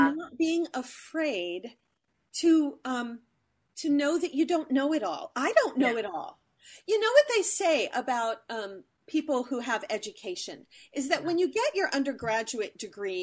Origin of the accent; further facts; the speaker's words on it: Ohio, United States; I grew up in the Mennonite Church. And the Mennonite Church in Ohio is all about a cappella singing.